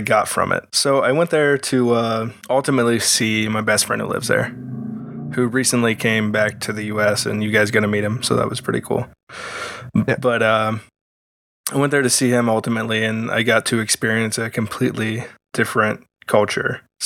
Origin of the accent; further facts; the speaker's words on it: United States; Being an American